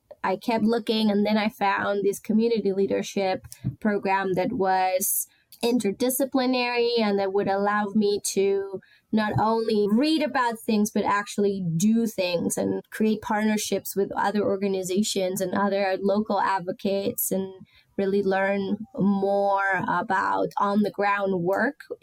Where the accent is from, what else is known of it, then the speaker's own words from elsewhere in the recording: Rosario, Santa Fe, Argentina; also born or lived in Barcelona, Spain; now in Baltimore, United States; my city, my hometown, Rosario